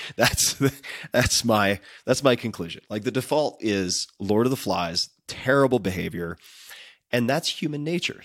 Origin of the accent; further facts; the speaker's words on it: Long Island, New York, United States; I'm from Long Island